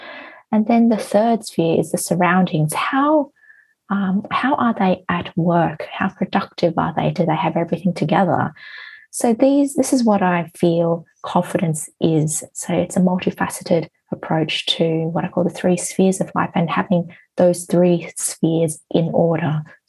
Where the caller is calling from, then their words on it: Hong Kong; I am from Hong Kong at the moment.